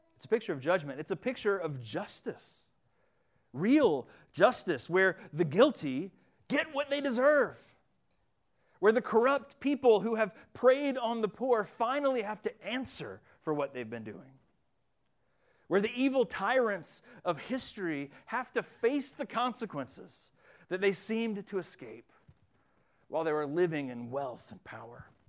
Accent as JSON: {"language": "English", "town": "Winston-Salem", "region": "North Carolina", "country": "United States", "tie": "born or raised there"}